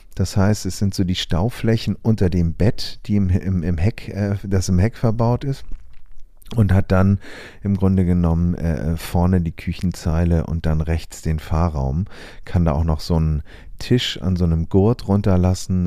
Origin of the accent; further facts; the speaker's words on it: Germany; bei uns in Deutschland